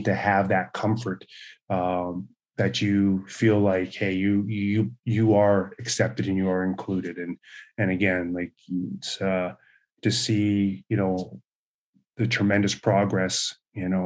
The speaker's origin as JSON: {"language": "English", "town": "Brandon", "region": "Manitoba", "country": "Canada", "tie": "born or raised there", "said": "growing up in Brandon, Manitoba"}